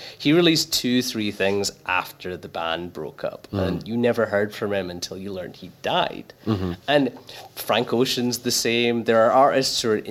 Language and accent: English; Glasgow, Scotland, United Kingdom; I grew up in a really rough part of Glasgow